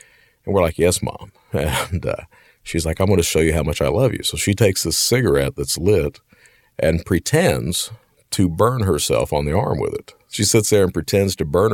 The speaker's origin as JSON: {"language": "English", "town": "Hazard", "region": "Kentucky", "country": "United States", "said": "I'm from Hazard, Kentucky, right in the middle of the heart of coal country"}